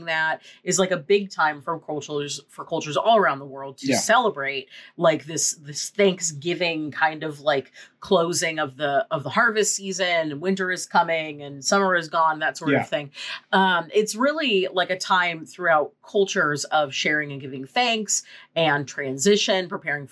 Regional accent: California, United States; as a Californian

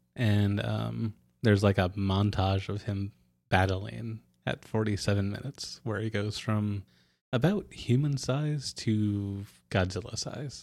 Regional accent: Ketchikan, Alaska, United States; now in Utqiagvik, United States; my hometown of Ketchikan

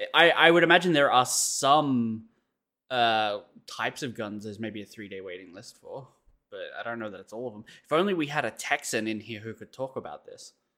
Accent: Australia

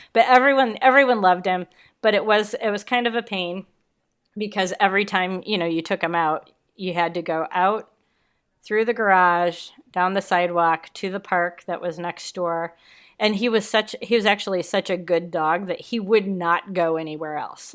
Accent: Kewanee, Illinois, United States; moved away; also born or lived in Chicago; I'm from Kewanee. It's about, um, two and a half hours southwest of Chicago

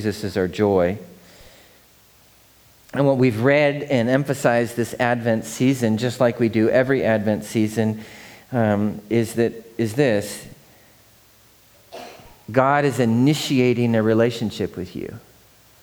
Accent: Seattle, Washington, United States; growing up in Seattle

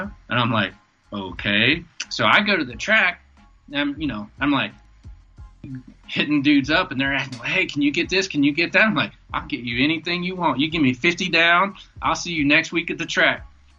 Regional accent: the South, United States; And then, like, I'm from the South.

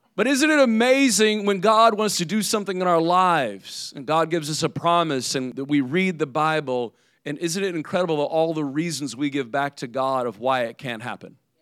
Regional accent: Indiana, United States; now in South Florida, United States; I'm from Indiana. I'm from the north.

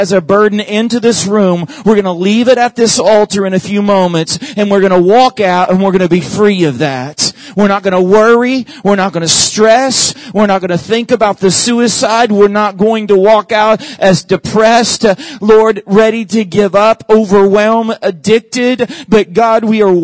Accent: Oklahoma, United States; moved away; my home state where I was born and raised, where all of my family lives, is Oklahoma.

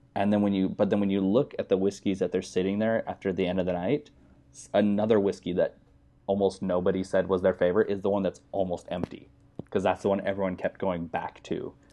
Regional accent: United States; moved away as an adult; also born or lived in Utah / Wyoming; now in California, United States; I grew up in, I'm from Utah and Wyoming

